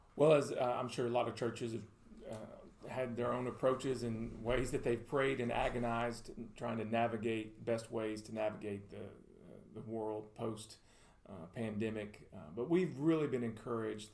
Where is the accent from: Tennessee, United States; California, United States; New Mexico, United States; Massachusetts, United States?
Tennessee, United States; Murfreesboro; also born or lived in Louisiana; I was born in Louisiana, but I grew up here in Murfreesboro, consider this home uh, since the late 80s